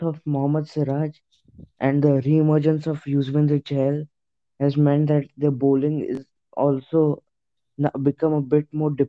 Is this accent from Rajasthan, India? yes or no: no; Maharashtra, India; So yeah, yeah I'm actually from Maharashtra